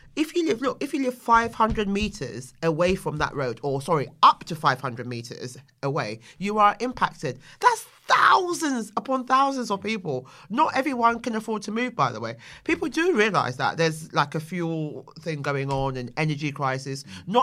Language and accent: English; London, United Kingdom; Yeah, I am. And hello to my Bermondsey boys.